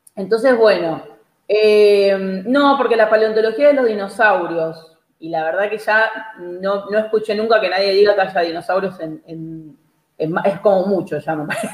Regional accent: Argentina; somos los argentinos

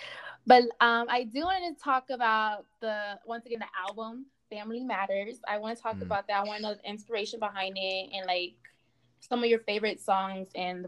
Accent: Miami, Florida, United States; because like I said, I'm from Miami, Florida. The work ethic down here is, I feel as if it's very scammy, fraudulent.

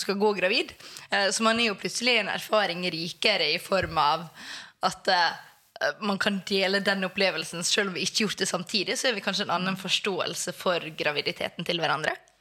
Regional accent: Sunnmøre, Møre og Romsdal, Norway; now in Oslo, Norway; Jeg er sunnmøring.

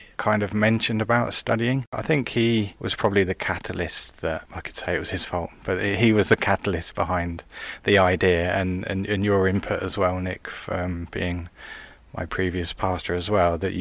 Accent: High Wycombe, South East England, United Kingdom; I'm from High Wycombe, which is in Buckinghamshire

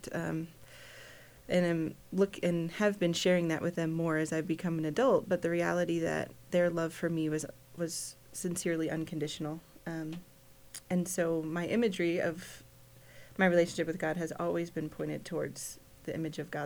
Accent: Chicago, Illinois, United States; moved away as an adult; also born or lived in Kansas; I grew up in Chicago, so coming to Kansas was a big eye-opener

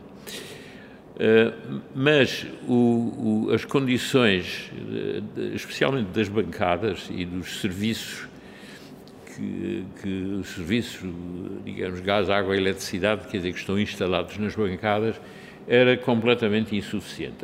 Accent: Lisbon, Portugal; Eu nasci em Lisboa em 1933 de pais alemães

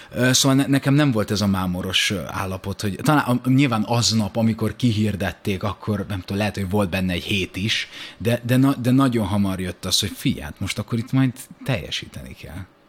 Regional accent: Budakalász, Pest, Hungary; Szentendre mellette Budakallászon születtem.

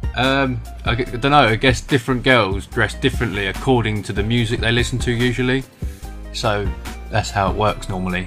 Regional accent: England, United Kingdom; moved away as an adult; now in China; I am from England and I am 22 years old

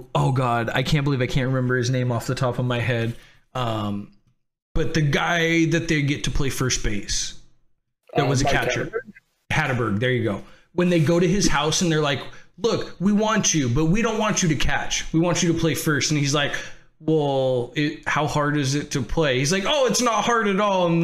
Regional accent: San Francisco area, California, United States; I grew up in San Francisco, like, you know, not too far from San Francisco

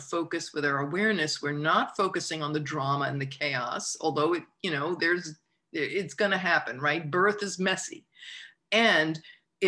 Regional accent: United States; being American, growing up

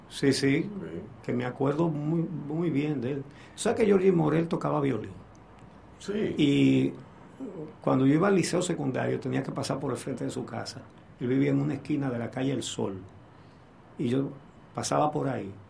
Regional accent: Dominican Republic; Como buen dominicano.

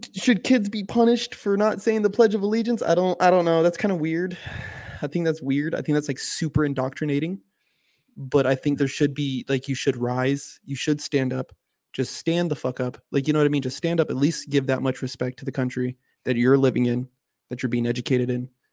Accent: United States; I'm an American

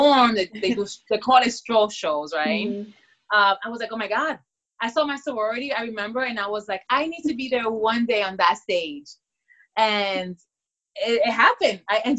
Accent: Dominican Republic; I am from the Dominican Republic, so at a very young age too, you know, we dance bachata, merengue, salsa.

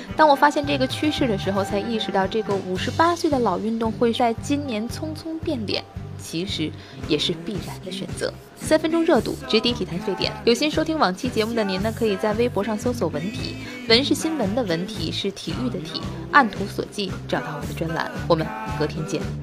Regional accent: Tianjin, China; 我的家乡啊，号称格儿都，口头语儿是骂钱不钱的

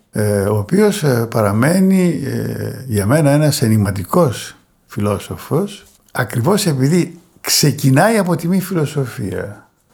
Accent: Thessaloniki, Central Macedonia, Greece; also born or lived in Pieria / Burgundy, France / Paris, France; Προέρχομαι από την Πιερία σε ό,τι αφορά τη γέννησή μου, αλλά μεγάλωσα ε, στη Θεσσαλονίκη

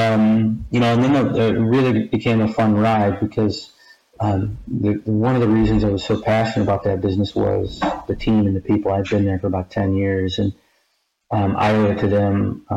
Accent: Michigan, United States; I grew up in Michigan, went to Michigan State University

